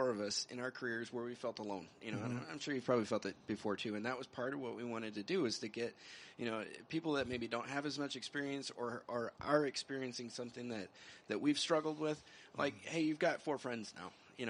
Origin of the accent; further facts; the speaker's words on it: New Mexico, United States; I'm from New Mexico